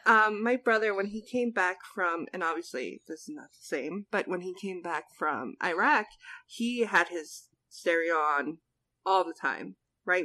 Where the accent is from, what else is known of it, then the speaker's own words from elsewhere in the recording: New Jersey, United States; I'm from New Jersey. Diners are always open.